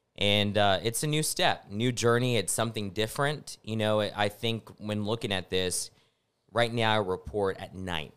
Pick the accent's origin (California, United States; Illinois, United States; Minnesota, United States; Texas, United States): Texas, United States; Snyder; also born or lived in Lubbock, Texas; now in San Antonio, United States; I'm from Snyder, Texas